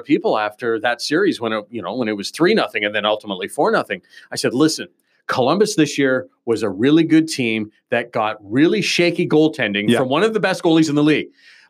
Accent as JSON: {"language": "English", "town": "Toronto", "region": "Ontario", "country": "Canada", "tie": "born or raised there", "said": "I grew up in Toronto"}